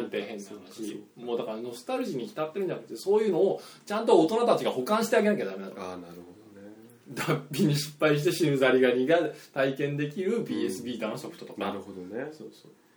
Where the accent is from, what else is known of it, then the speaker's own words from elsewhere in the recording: Gifu, Japan; moved away; 俺の地元は、まあ、あの、東海地方